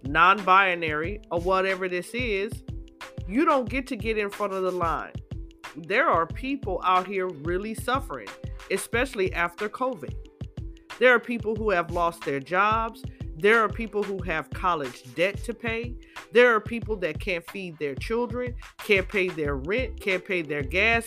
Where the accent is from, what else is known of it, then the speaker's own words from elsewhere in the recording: California, United States; I'm born and raised in California.